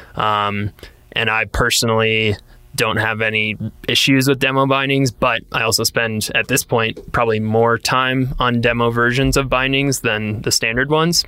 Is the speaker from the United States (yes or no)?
yes; Wisconsin, United States; growing up in Wisconsin